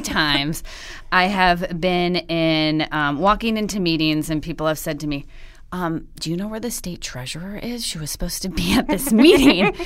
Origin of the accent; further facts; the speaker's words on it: Western Wisconsin, United States; a Western Wisconsin girl